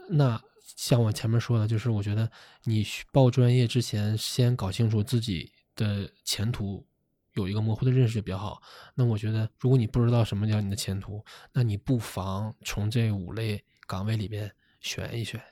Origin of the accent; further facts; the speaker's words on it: Shenyang, Liaoning, China; moved away; 我是沈阳人